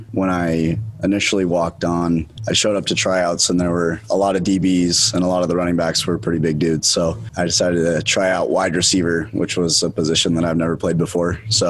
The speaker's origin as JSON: {"language": "English", "town": "Salt Lake City", "region": "Utah", "country": "United States", "said": "I'm from Salt Lake City, Utah. I went to Highland High School"}